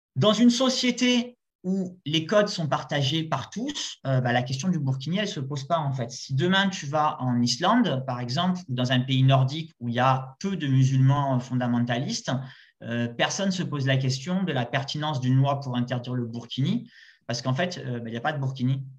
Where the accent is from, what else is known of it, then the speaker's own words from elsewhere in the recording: Marseille, Provence-Alpes-Côte d'Azur, France; je viens de Marseille